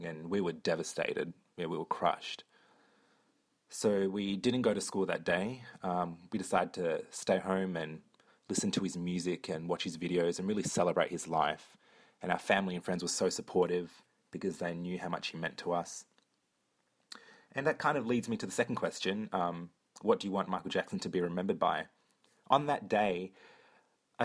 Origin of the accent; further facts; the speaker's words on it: Perth, Western Australia, Australia; I'm from Perth, Australia